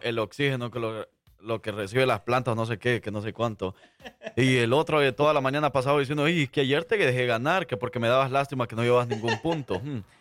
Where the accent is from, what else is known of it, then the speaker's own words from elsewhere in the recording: El Salvador; yo como salvadoreño